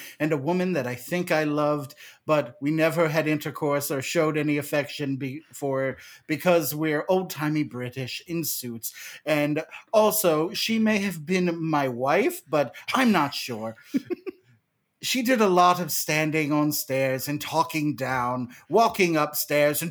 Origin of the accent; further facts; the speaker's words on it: United States; my American brain